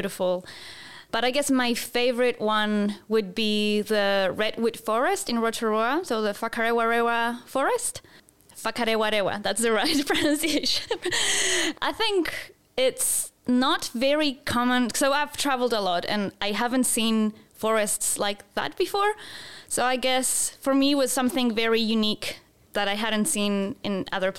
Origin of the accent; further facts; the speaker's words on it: Santiago, Santiago Metropolitan Region, Chile; moved away as an adult; also born or lived in Gold Coast, Australia / Christchurch, New Zealand / Melbourne, Australia; now in New Zealand; I'm originally from Santiago, Chile. I lived there until I was 23 years old.